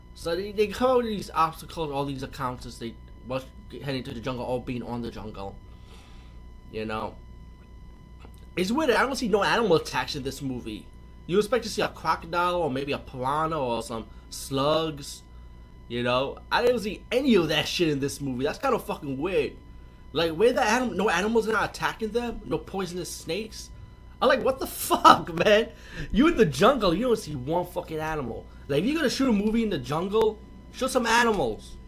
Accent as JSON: {"language": "English", "region": "New York", "country": "United States", "said": "I'm from New York too"}